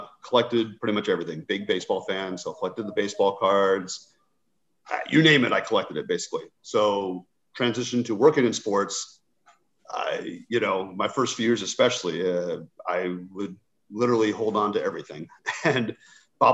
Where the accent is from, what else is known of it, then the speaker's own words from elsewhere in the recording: Southern California, United States; growing up in Southern California